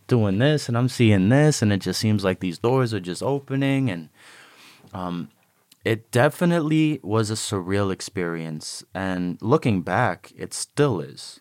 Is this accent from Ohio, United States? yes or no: yes; Cleveland, Ohio, United States; moved away; also born or lived in Chicago, Illinois; when I was growing up in Cleveland